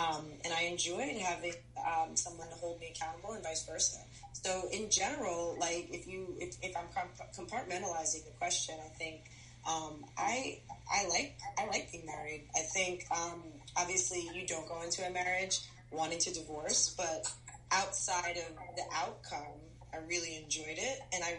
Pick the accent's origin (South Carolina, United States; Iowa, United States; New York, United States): New York, United States; moved away; So I'm from New York